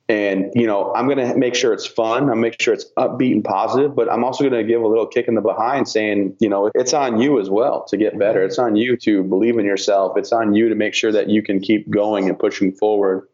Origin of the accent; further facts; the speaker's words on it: Vassar, Michigan, United States; I grew up in Michigan, little town called Vassar, right outside of Flint and Saginaw kind of area